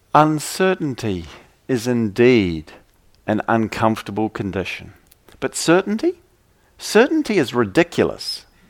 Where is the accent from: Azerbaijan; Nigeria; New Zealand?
New Zealand; I come from New Zealand